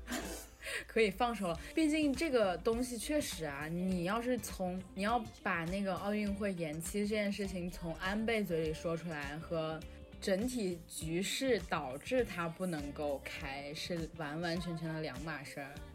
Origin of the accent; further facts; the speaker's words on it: China; moved away as an adult; also born or lived in Japan; 我也有家人在中国